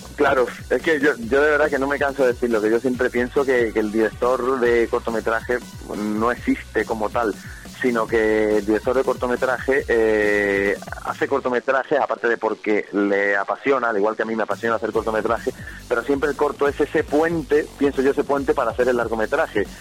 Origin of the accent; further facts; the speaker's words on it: Algeciras, Andalusia, Spain; soy de Algeciras, de, de ciudad de Algeciras